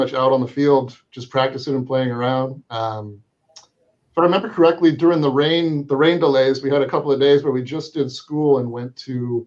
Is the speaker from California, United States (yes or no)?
yes; La Cañada Flintridge, California, United States; I grew up in La Cañada, so we played in Crescenta Cañada